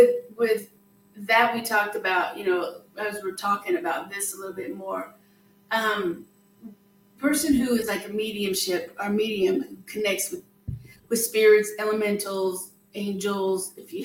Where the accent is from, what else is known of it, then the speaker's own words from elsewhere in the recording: Wyoming, United States; when I was younger, I was raised in Wyoming in the Tetons and stuff